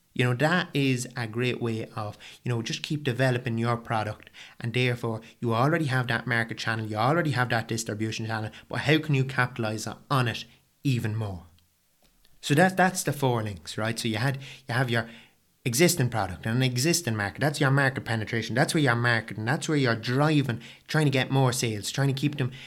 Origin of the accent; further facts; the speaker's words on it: County Meath, Leinster, Ireland; I'm an Irish fella